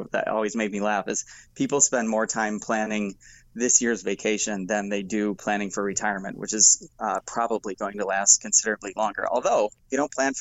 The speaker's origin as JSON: {"language": "English", "town": "Milwaukee", "region": "Wisconsin", "country": "United States", "said": "I'm from Milwaukee"}